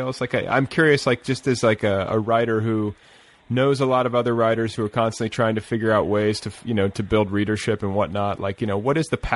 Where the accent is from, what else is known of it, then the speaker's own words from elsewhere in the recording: Indiana, United States; moved away; I'm from Indiana, or I spent part of my childhood in Indiana